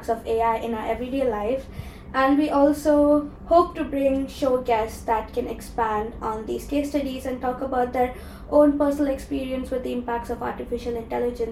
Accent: Chennai, Tamil Nadu, India; moved away as an adult; now in London, United Kingdom; I'm from Chennai in India

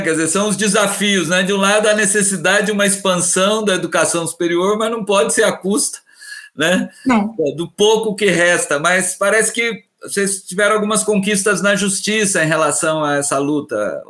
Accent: interior of Minas Gerais, Brazil; Eu, sou do, eu sou do interior de Minas e, quer dizer, Minas Gerais

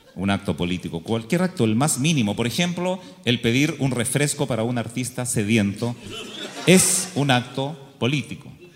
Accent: Chile; los chilenos somos así soñadores

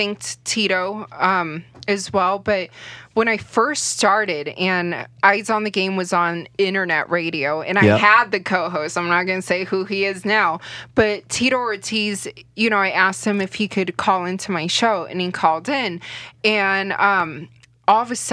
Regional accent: Las Vegas, Nevada, United States; Born and raised in Vegas

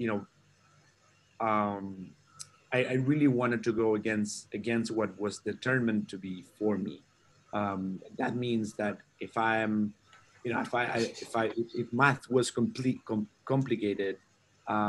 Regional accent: Concepción, Biobío, Chile; I'm from Chile, originally from Chile. I grew up in the south of Chile, around 300 miles south of the capital, Santiago

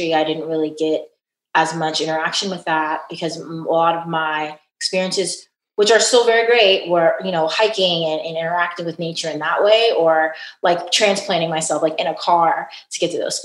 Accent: Dallas, Texas, United States; as a Texan

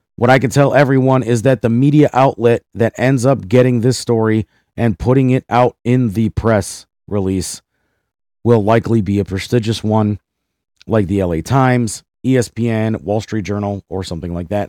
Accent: Cleveland, Ohio, United States; my hometown of Cleveland, Ohio

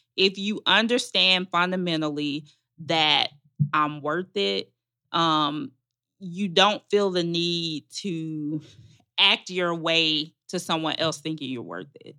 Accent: Magnolia, Arkansas, United States; moved away as an adult; now in Atlanta, United States; I'm from Arkansas. Um, my family goes back several generations in Arkansas

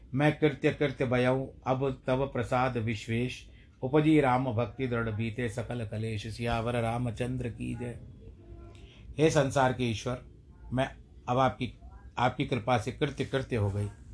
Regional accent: India; हम भारत देश के निवासी हैं भारतवर्ष के निवासी हैं

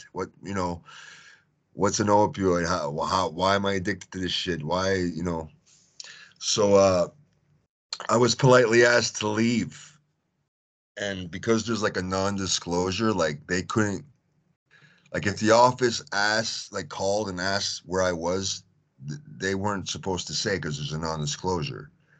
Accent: Tennessee, United States; now in Houston, United States; being me, so from Tennessee, I was living in Houston at the time, Texas, right?

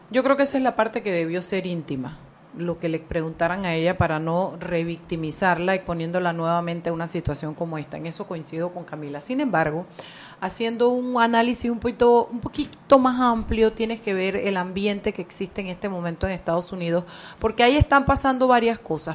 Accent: Panama; el contexto panameño porque somos un país chiquito

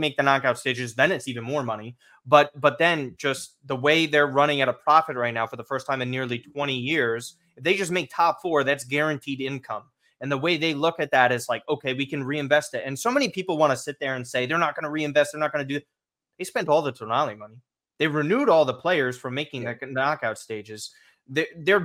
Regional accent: United States; we're American

